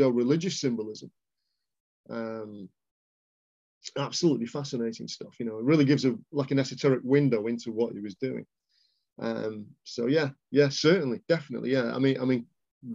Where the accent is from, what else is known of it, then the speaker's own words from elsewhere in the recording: Warrington, North West England, United Kingdom; in Warrington, where I'm from